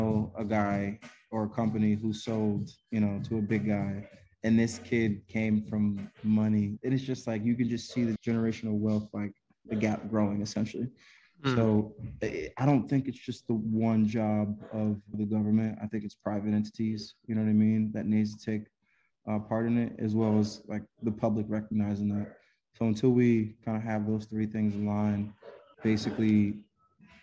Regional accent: Connecticut, United States; Connecticut's my home state

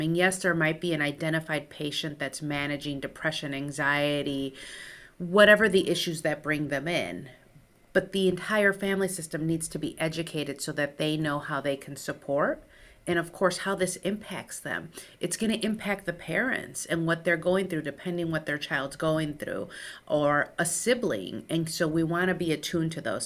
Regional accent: Chicago, Illinois, United States; first language Spanish; English is a second language; I grew up on the south side of Chicago to a first generation Mexican-American family

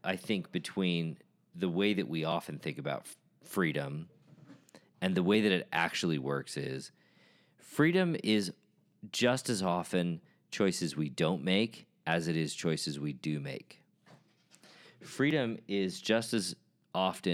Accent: United States; as a member of The Church of Jesus Christ of Latter-day Saints, as an American

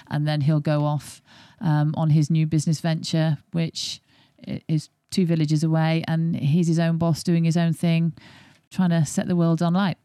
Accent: Yorkshire and the Humber, United Kingdom; I'm not born and bred in Yorkshire, but I have been adopted since the age of eight.

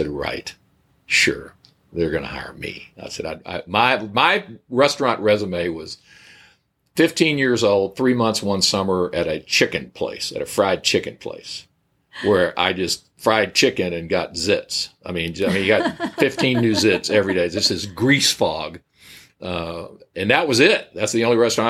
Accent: Corpus Christi, Texas, United States; moved away as an adult; also born or lived in Dallas, Texas; now in Richardson, United States; Wife and I were both Corpus Christi natives

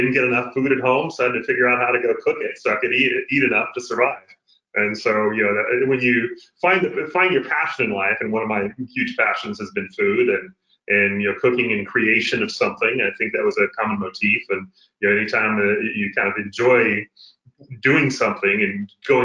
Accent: Tyler, Texas, United States; I come from a very small town in East Texas, kind of in between Dallas and Shreveport, Louisiana. So a little town called Tyler, Texas

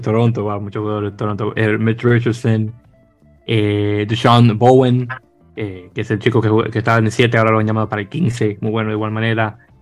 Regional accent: Dominican Republic; como buen dominicano que soy

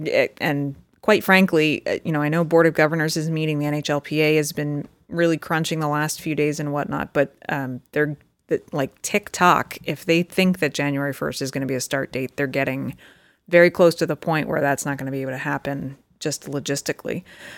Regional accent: Pennsylvania, United States; Growing up in Eastern Pennsylvania, this makes me think at first glance, it's too, as you say, Ranger-esque.

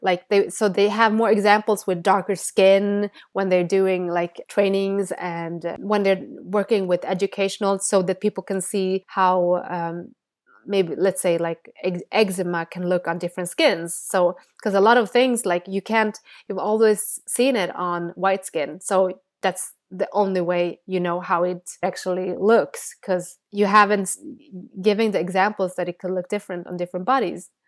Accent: Sweden; first language Bengali; English is a second language; growing up in Sweden

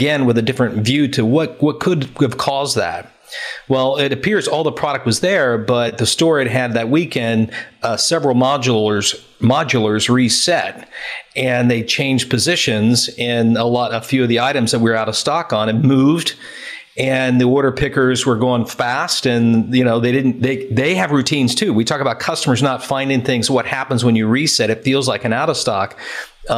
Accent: United States; moved away as an adult; now in United Kingdom; being an American in the UK

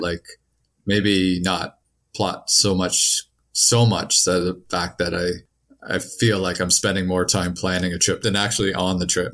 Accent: Canada; I come from Canada

